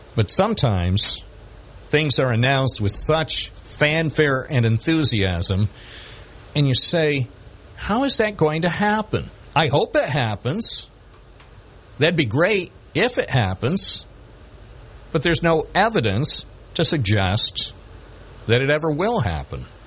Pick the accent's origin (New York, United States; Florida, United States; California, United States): New York, United States; Binghamton; the place where I was born here in Binghamton, New York